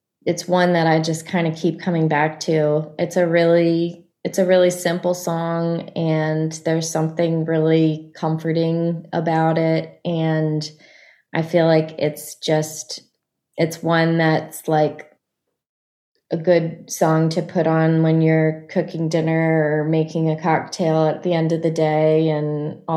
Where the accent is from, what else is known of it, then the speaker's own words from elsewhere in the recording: Annapolis, Maryland, United States; the Annapolis Songwriters Festival, which is in my hometown